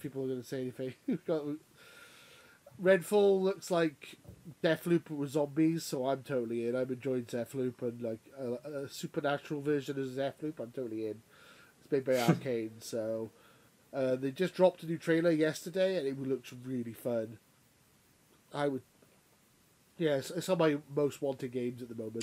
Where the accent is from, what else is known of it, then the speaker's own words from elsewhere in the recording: United Kingdom; we're not Americans, we're British